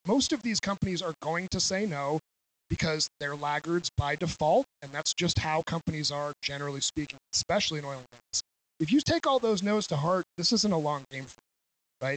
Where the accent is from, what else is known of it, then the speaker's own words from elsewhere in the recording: New Hampshire, United States; I'm from New Hampshire